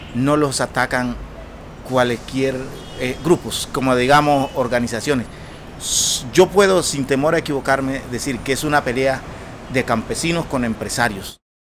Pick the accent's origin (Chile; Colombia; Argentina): Colombia; La Larga Tumaradó, Urabá; moved away; Vengo del Consejo Comunitario La Larga Tumaradó, territorio que fueron colonizados por nuestros padres desde hace muchas décadas y fuimos desplazados en los masivos del 96